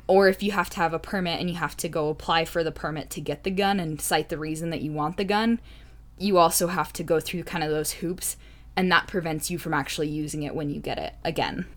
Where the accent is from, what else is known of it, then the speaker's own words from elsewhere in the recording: United States; I grew up in the United States